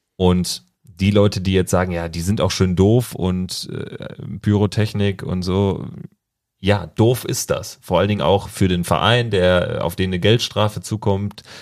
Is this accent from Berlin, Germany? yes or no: yes; Berlin, Germany; im Pass Berlin und auch nicht Mönchengladbach